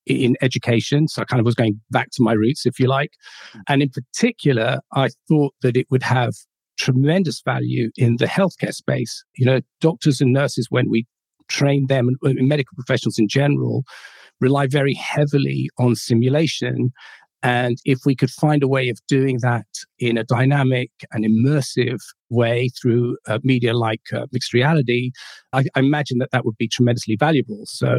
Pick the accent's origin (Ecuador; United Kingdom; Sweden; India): United Kingdom; London; I was born and raised in London, in England